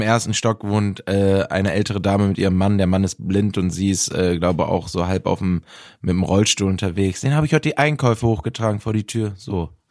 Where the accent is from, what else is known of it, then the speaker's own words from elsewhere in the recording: Bielefeld, North Rhine-Westphalia, Germany; in Bielefeld in meiner Heimatstadt